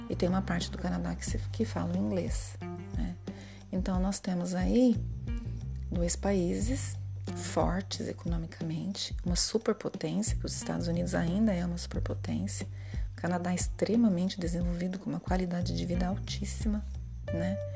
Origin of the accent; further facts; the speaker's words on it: Brazil; nós somos é, é, latino-americanos? Somos, brasileiro é, é Latino-americano? É. Também sul-americano? Sim